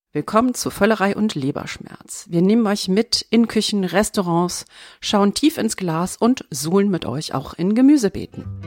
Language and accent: German; North Rhine-Westphalia, Germany; wir sind Rheinländer